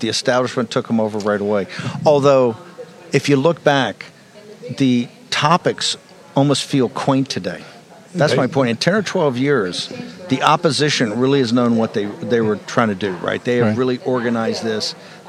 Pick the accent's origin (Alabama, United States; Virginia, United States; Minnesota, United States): Virginia, United States; Richmond; I first saw you in my hometown of Richmond, Virginia, in I think the fall of 2010.